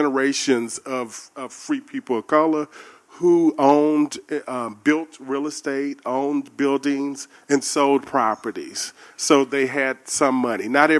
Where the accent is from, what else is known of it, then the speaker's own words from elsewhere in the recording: Mobile, Alabama, United States; as a child growing up in Mobile, Alabama.